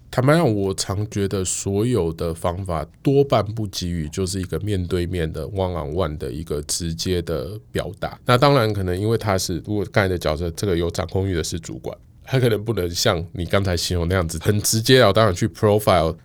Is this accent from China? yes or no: no; Taiwan; 我们身为台湾人